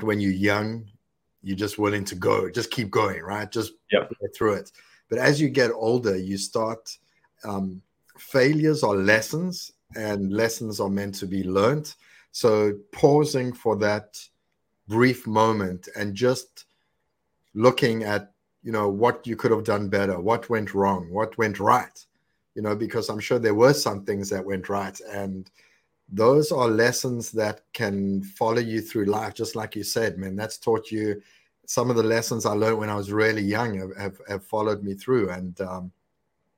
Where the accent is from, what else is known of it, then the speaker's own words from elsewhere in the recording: South Africa; moved away as an adult; also born or lived in Italy; now in United States; I was born in South Africa. I lived in Italy, and came to America for the dream.